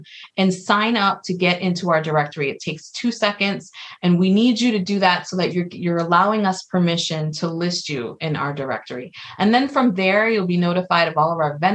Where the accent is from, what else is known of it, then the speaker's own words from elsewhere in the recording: New York City, New York, United States; I grew up, I'm from the Bronx, and my mom was for the most part a single mother.